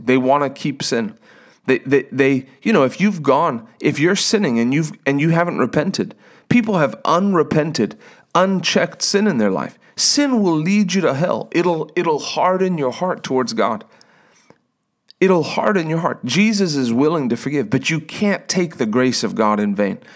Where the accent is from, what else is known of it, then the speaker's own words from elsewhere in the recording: South Africa; now in United States; I was born in South Africa. I became an American.